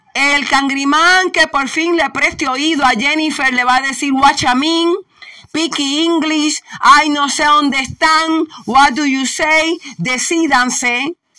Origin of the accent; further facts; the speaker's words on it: Puerto Rico; si somos borinqueños, puertorriqueños